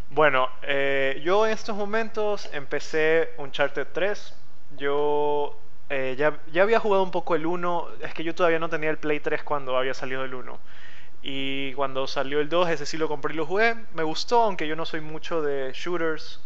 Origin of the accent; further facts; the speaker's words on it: Guayaquil, Guayas, Ecuador; soy de Ecuador, nací en Ecuador y sigo viviendo en Ecuador, específicamente Guayaquil